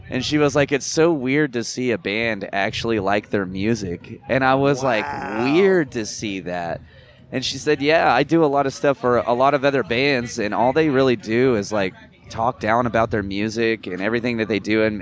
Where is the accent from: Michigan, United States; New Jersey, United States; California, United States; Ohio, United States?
New Jersey, United States; moved away; Where I'm originally from Jersey.